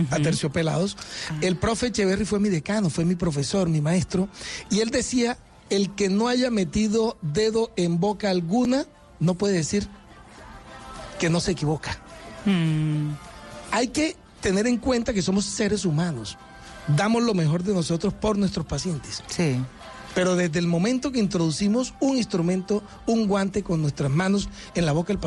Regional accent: Montería, Córdoba, Colombia; now in Barranquilla, Colombia; Tengo 30 ¿Ah, años en Barranquilla, pero soy ah. nacido en Montería.

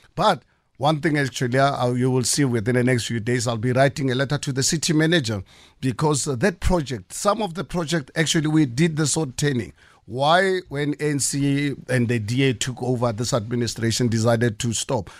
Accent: South Africa; as a South African

